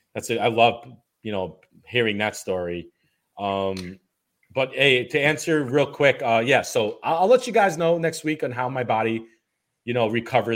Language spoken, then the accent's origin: English; New York City, New York, United States; I'm from New York. I'm born and raised in Brooklyn.